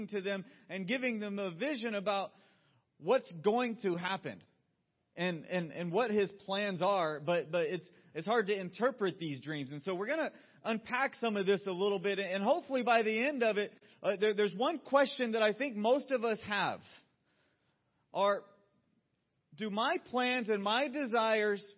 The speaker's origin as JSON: {"language": "English", "region": "Georgia", "country": "United States", "tie": "born or raised there", "moved": "yes", "said": "I'm a Southerner through and through. I grew up in Georgia, and the world of Coca-Cola was a regular field trip starting in elementary school"}